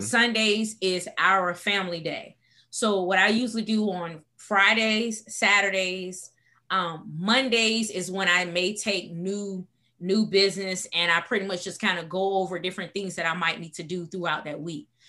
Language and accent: English; Portsmouth, Virginia, United States; moved away as an adult; also born or lived in Washington, D.C.; I am originally from Portsmouth, Virginia